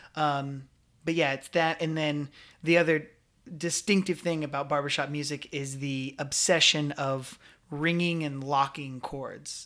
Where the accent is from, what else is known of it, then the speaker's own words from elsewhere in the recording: Scottsbluff, Nebraska, United States; also born or lived in Omaha, Nebraska; I grew up in Scottsbluff, Nebraska, but I moved to Omaha, Nebraska when I was a freshman in high school